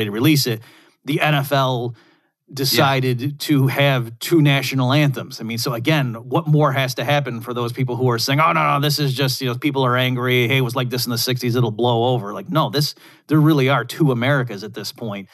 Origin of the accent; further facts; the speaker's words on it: upstate New York, United States; moved away as an adult; also born or lived in Lubbock, Texas / Houston, Texas; I grew up in upstate New York